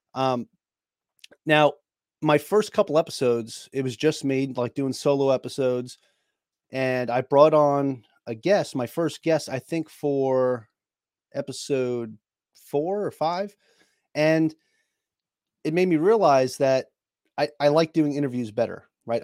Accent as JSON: {"language": "English", "region": "New York", "country": "United States", "moved": "yes", "said": "I'm from New York, it's what we do, we're talkers"}